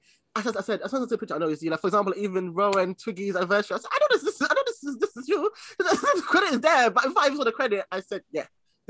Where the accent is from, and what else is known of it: Ghana